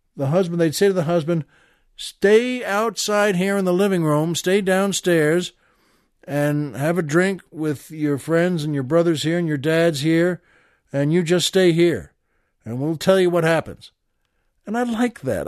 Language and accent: English; Long Island, New York, United States; I grew up on Long Island in New York